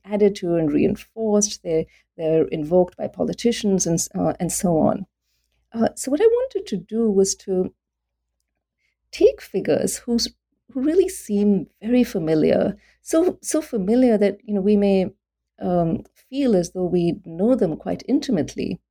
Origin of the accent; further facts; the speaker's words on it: India; also born or lived in Delhi; when I was growing up in India